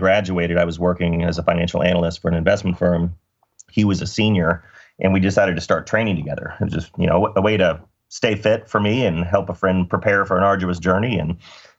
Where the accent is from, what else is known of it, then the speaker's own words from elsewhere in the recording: Dallas, Texas, United States; I grew up in Dallas and did my undergrad at Southern Methodist University